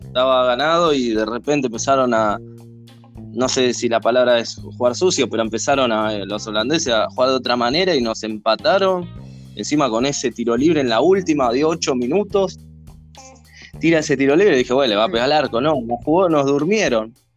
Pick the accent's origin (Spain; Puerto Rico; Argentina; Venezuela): Argentina